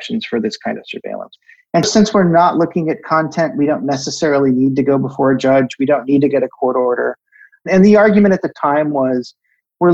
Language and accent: English; United States; being an American